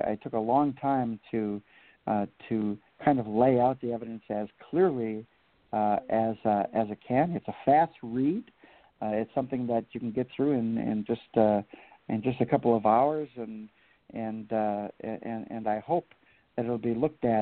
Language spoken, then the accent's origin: English; New Orleans, Louisiana, United States; I am from New Orleans, yeah.